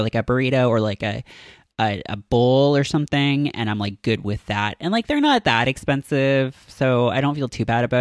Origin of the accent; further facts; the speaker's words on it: Toronto, Ontario, Canada; now in New York, United States; when I go back to Toronto